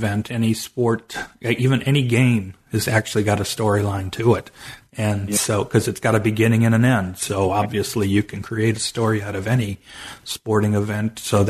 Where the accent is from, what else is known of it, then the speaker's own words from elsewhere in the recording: Cleveland, Ohio, United States; because I'm originally from Cleveland, Ohio